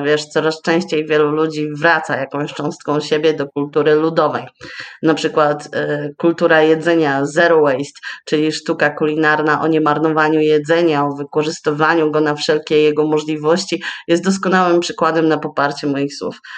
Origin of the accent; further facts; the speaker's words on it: Rowy, Pomeranian Voivodeship, Poland; also born or lived in Słupsk; urodziłam się i wychowałam w Rowach, E, to jest niedaleko Ustki, miejscowość